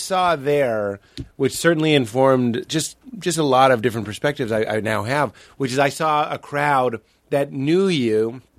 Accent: Lexington, United States; Growing up in Lexington, which is a little bit snooty

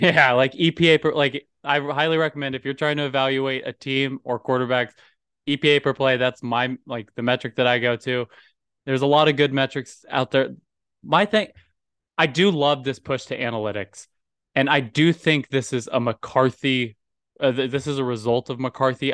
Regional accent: Texas, United States; I'm a Texan

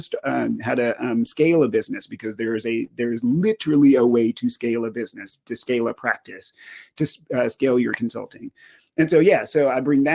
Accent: Lufkin, Texas, United States; moved away as an adult; also born or lived in Kentucky; So I'm originally from East Texas, a small town called Lufkin, Texas. Grew up there

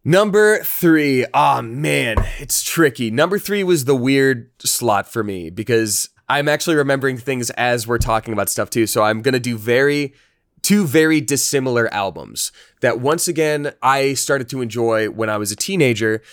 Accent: Georgia, United States; I'm from Georgia in an area that was in general very religious

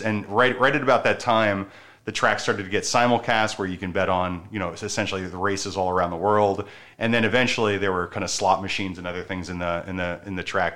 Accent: Baltimore, Maryland, United States; moved away; I'm from Maryland, from Baltimore

